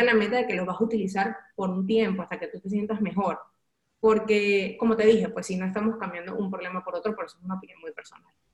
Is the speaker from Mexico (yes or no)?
no; Valencia, Carabobo, Venezuela; moved away as an adult; cuando yo salí de Venezuela